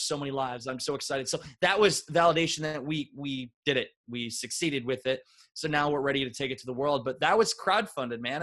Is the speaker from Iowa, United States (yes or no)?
yes; Northeast Iowa, United States; I grew up in Northeast Iowa